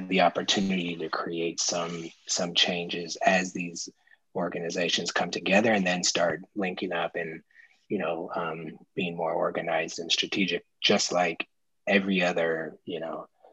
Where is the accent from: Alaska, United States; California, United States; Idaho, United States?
California, United States; Oakland; I live in Oakland. I'm from Oakland